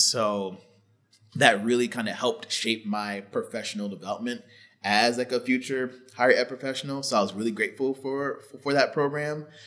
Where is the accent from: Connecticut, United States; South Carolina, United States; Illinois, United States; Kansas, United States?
Connecticut, United States; Stamford; my hometown is Stamford, Connecticut